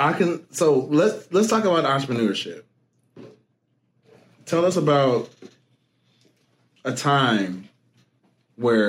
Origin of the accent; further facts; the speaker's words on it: Alsip, Illinois, United States; I say Chicago, but I'm from the burb